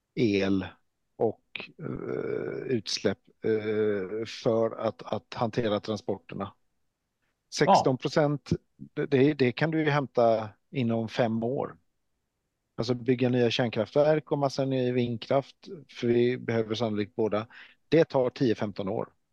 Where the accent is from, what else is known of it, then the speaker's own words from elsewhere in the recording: Norway; jag är ju norrman